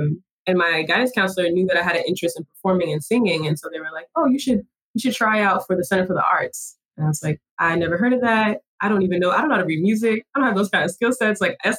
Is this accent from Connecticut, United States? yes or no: no; Virginia, United States; also born or lived in Brooklyn, United States / Florida; when I was younger, I was born in Brooklyn. And so my grandmother who was here helped my mom pretty much raise me as she was younger. And then as we transitioned through life and kind of ended up in Virginia, where I have the most memory between Virginia and Florida